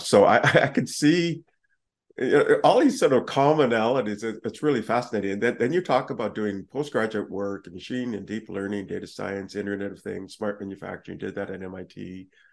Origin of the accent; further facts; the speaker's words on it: Canada; I'm actually Canadian